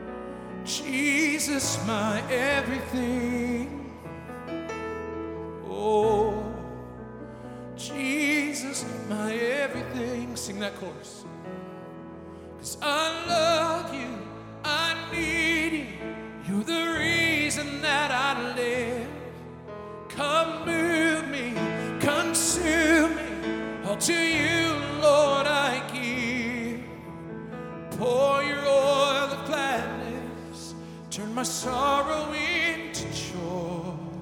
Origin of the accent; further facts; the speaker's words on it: United States; as an American